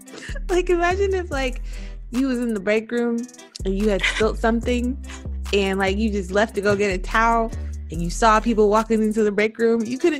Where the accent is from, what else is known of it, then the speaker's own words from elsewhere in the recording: East Coast, United States; now in Seattle, United States; I currently live in Washington, in Seattle, but I am from the East Coast, and I am 28, a summer baby who loves the wintertime.